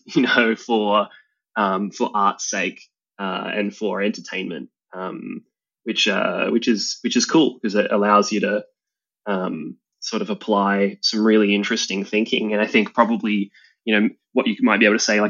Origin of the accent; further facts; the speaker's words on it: Australia; I'm an Australian entrepreneur